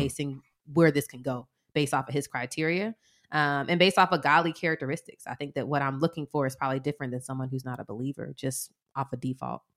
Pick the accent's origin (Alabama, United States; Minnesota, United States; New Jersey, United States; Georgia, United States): Georgia, United States; Atlanta; we're from Atlanta